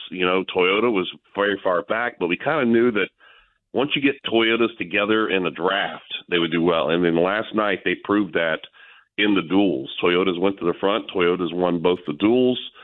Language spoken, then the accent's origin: English; Tampa, Florida, United States; moved away as an adult; now in Huntington, United States; I was born and raised down here in Tampa